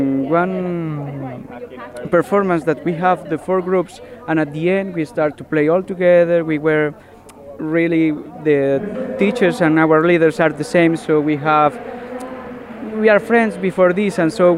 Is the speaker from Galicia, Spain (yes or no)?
yes; Galicia, Spain; We are from Galicia in Spain.